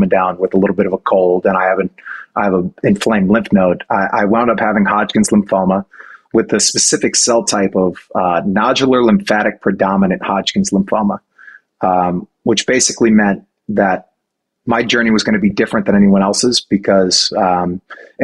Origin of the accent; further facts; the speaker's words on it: New Orleans, Louisiana, United States; my hometown of New Orleans